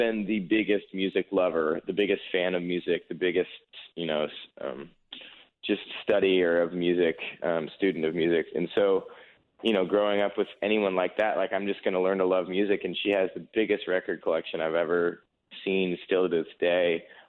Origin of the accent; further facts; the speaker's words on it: California, United States; Like, where are you from? I'm from California. Like, oh, really? I didn't know that. There's country music out there